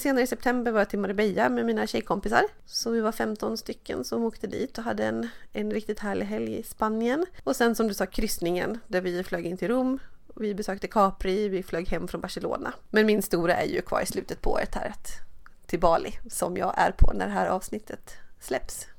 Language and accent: Swedish; Dalarna County, Sweden; jag är ju uppvuxen i Dalarna